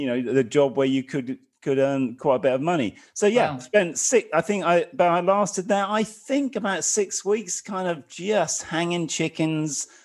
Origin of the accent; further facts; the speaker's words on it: North Suffolk, East of England, United Kingdom; I was born in Suffolk, North Suffolk, in a very small village. I come from a kind of working class background. Lived in a council house.